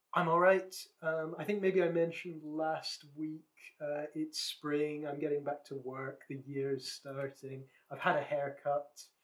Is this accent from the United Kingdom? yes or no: yes; West Lothian, Scotland, United Kingdom; the county I grew up in in Scotland is West Lothian